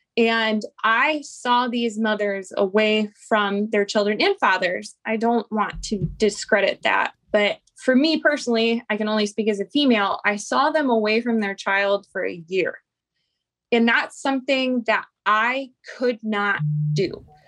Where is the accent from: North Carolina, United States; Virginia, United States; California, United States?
North Carolina, United States; Fort Bragg; born there; I am from a family with a long lineage of veterans. And so, you know, I'm an Army brat. I was born in Fort Bragg.